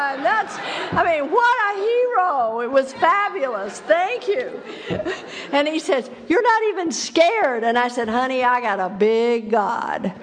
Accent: Texas, United States; I grew up in Texas, and I grew up right where they took the Bible Belt and gave it an extra pull

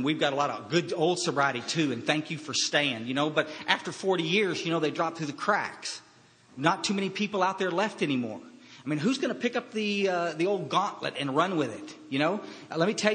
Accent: Kerrville, Texas, United States; I was raised up in Central Texas in Kerrville, Texas, in a small little town, and it's where I'm living back there now

